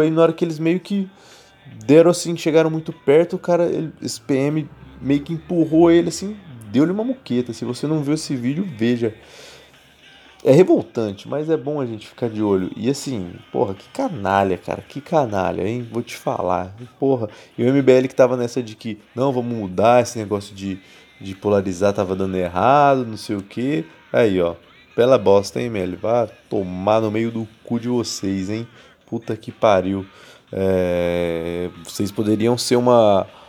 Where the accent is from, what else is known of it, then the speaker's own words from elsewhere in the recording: interior of São Paulo, Brazil; moved away as an adult; now in São Paulo, Brazil; eu sou do interior de São Paulo, onde que antes se plantava café. Hoje é impossível plantar qualquer coisa que não seja cana na minha cidade